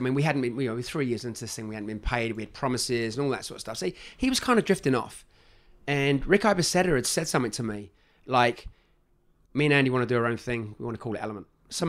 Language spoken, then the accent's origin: English; England, United Kingdom; now in United States; You know, I'm from America now. I'm English, very proud of it.